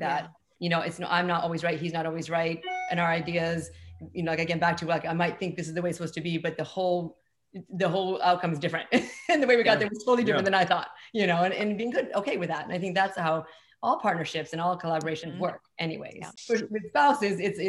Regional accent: Chile; now in Brooklyn, United States; we swear all the time in Chile

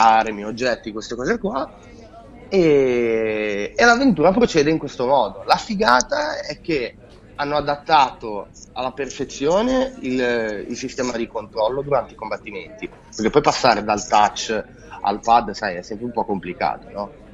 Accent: Genoa, Liguria, Italy; io da buon genovese

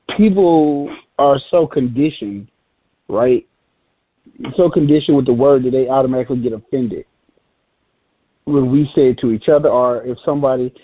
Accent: Atlanta, Georgia, United States; I'm from Atlanta, of course, and I'm from the you know what they call the hood

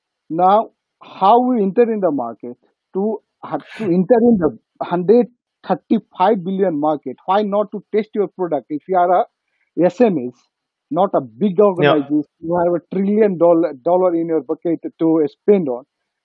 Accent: Nepal; I'm from Nepal

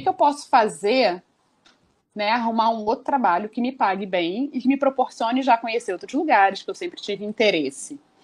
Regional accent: Rio de Janeiro, Brazil; nascida no Rio de Janeiro, há 38 anos.

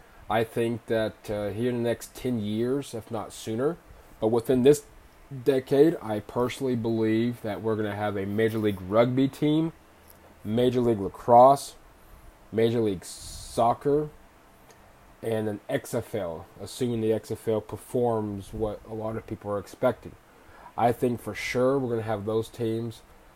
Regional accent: Oklahoma City, Oklahoma, United States; moved away as an adult; also born or lived in Arizona / Kansas / Kentucky; Many of you may know I am from Oklahoma City, born and raised. I did live in other states, Arizona, Kansas, and then spent some time in Kentucky. And that was for college and for football.

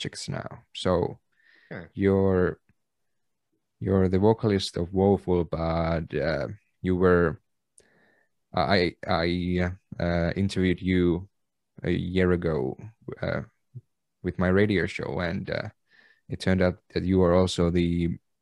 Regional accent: Kempele, North Ostrobothnia, Finland; I was not from Oulu. I was from Kempele, municipality a little bit south from Oulu

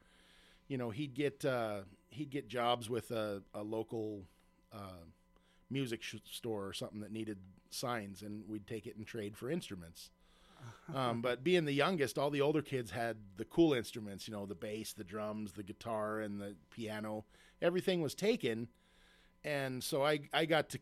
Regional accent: Spokane, Washington, United States; I grew up outside of Spokane, between Spokane and Cheney

